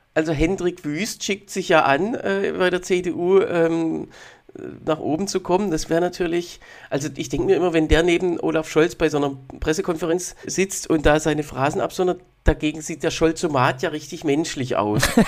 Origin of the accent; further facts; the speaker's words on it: near Heilbronn, Baden-Württemberg, Germany; now in Berlin, Germany; weder in meiner Heimat bei äh, Heilbronn noch hier in Berlin